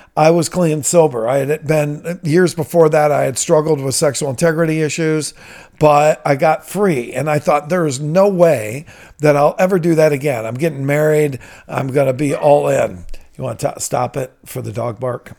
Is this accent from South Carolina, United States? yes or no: no; Toledo, Ohio, United States; I'm from Toledo. I'm a product of Toledo Public Schools.